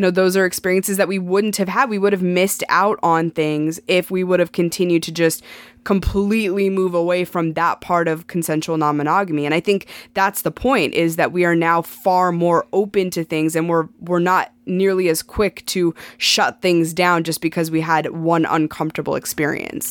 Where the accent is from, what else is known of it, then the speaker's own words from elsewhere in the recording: Montana, United States; moved away as an adult; I grew up in Montana. I lived in Montana my entire life